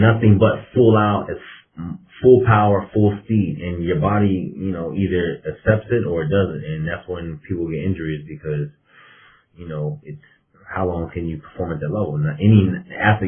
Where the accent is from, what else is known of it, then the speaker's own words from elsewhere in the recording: Cincinnati, Ohio, United States; moved away; also born or lived in Florida; I grew up in Cincinnati